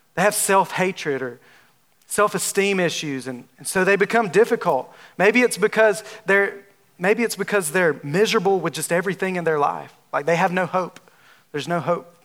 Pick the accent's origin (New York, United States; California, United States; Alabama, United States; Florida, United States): Alabama, United States; accent: southern drawl; moved away as an adult; now in Texas, United States; I'm from Alabama. If you haven't, if you can't tell by my southern drawl, I'm from Alabama. And I have, I've been in Texas for about nine months